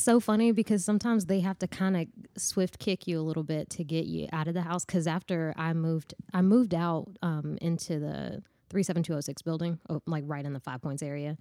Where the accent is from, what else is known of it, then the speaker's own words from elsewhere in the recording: Nashville, Tennessee, United States; I'm from Bordeaux